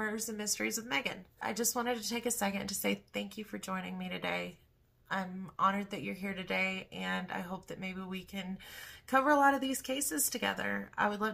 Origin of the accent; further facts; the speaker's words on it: Western North Carolina, United States; I grew up in Western North Carolina